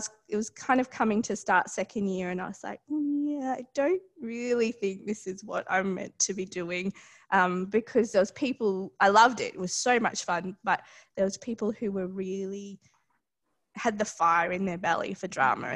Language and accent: English; Queensland, Australia; also born or lived in Darwin, Northern Territory, Australia; now in Melbourne, Australia; I grew up in Darwin. So I lived there until I was about seven with our family, and then we moved to Queensland